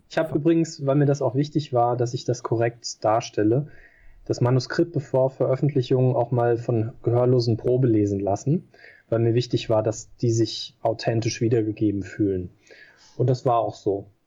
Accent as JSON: {"language": "German", "country": "Germany", "said": "ich bin hier halt zu Hause, ich bin Deutscher"}